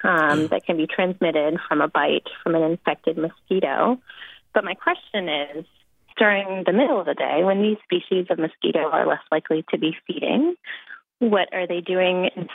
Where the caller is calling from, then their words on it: Maine, United States; I'm calling from Maine.